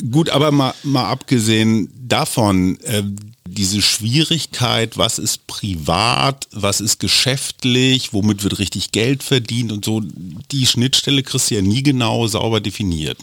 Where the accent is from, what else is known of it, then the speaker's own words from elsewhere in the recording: Germany; Ich darf als Deutscher da auch rein